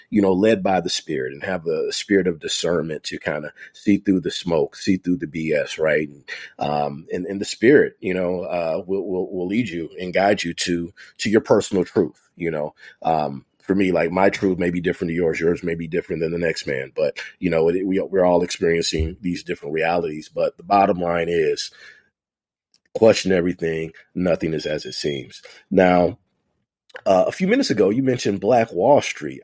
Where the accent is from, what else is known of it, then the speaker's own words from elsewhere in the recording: Detroit, Michigan, United States; moved away; I'm originally from Detroit